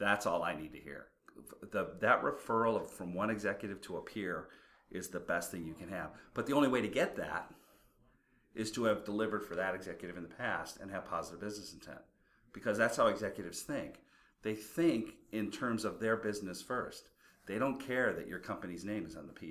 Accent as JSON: {"language": "English", "region": "Midwest", "country": "United States", "said": "I'm from the Midwest"}